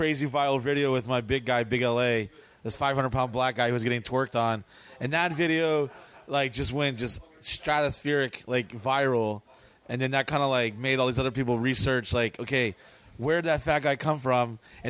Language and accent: English; New Orleans, Louisiana, United States; born there; also born or lived in Dallas / San Diego / South Carolina; I was born in New Orleans, lived in Dallas, Texas, San Diego, lived in a foster home in South Carolina, lived in...